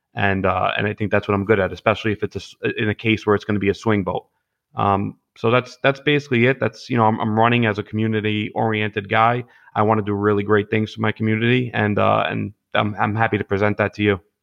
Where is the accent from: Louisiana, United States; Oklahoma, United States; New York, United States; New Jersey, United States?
New York, United States; New York City; I grew up in Gravesend and Bensonhurst and, you know, Diker Heights and Bath Beach